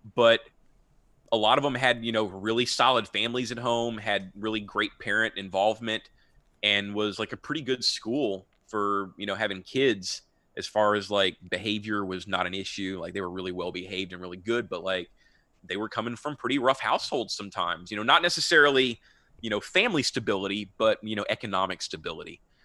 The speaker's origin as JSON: {"language": "English", "town": "Houston", "region": "Texas", "country": "United States", "tie": "born or raised there", "also_born_or_lived": "Austin, Texas", "said": "I'm born and raised in Houston, and I've never lived outside of Texas my whole life"}